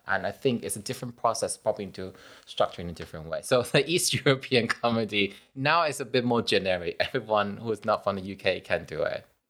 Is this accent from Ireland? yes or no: no; Taiwan; I'm from Taiwan